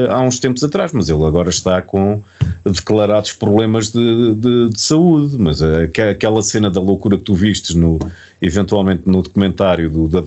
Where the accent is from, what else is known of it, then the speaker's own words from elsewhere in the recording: Portugal; Pronto, eu disse, ok, sim senhor, vim eu de Portugal.